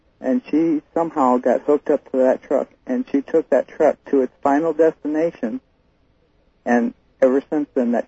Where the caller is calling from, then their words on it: Fairbanks, Alaska, United States; Fairbanks, Alaska. Listen to KFAR.